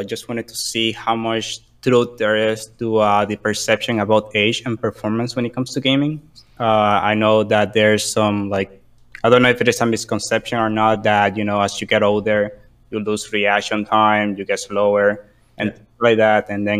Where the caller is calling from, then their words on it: New York City, New York, United States; I'm calling from Queens, New York.